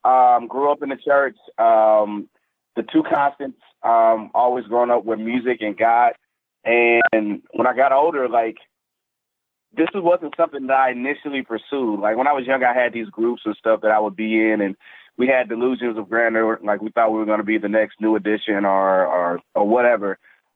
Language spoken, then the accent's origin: English; Tampa, Florida, United States; born there; I was born in Tampa, Florida. I'm an Army brat. So I'm pretty much from everywhere and nowhere at the same time.